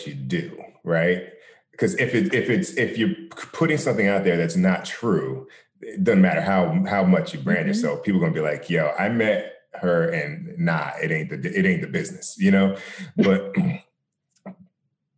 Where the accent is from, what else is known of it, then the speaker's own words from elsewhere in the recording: New Jersey, United States; I grew up in New Jersey